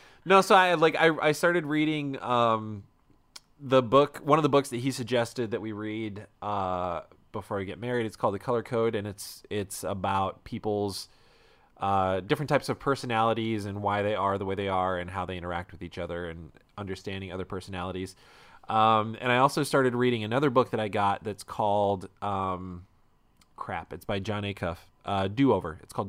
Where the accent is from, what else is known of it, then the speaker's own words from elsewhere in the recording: United States; I was born here. I am an American.